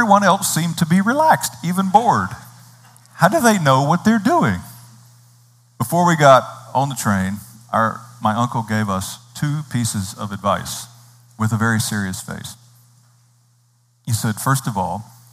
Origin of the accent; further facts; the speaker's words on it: North Carolina, United States; moved away; I grew up in North Carolina. I grew up in a wonderfully rural kind of a setting in North Carolina.